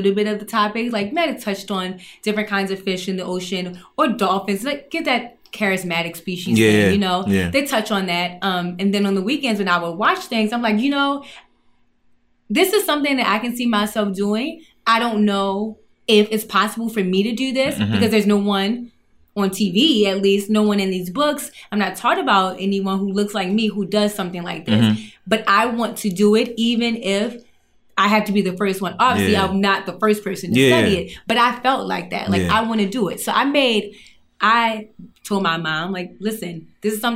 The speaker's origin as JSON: {"language": "English", "town": "Baltimore", "region": "Maryland", "country": "United States", "tie": "born or raised there", "said": "I grew up in Baltimore, and Baltimore is right on the Chesapeake Bay."}